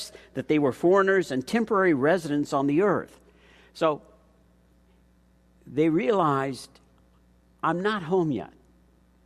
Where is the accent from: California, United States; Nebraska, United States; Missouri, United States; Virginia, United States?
California, United States; Chula Vista; I grew up down in Chula Vista, and when I walked to middle school, I could look across the city down and look across San Diego Bay